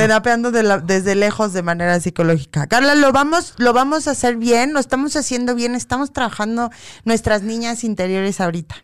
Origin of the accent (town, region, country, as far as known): Mexico